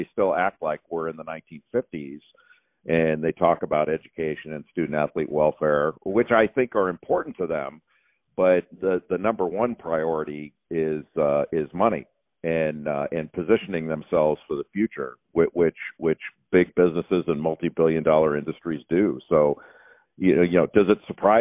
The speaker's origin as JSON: {"language": "English", "region": "Southern California", "country": "United States", "tie": "born or raised there", "said": "when I was growing up in Southern California"}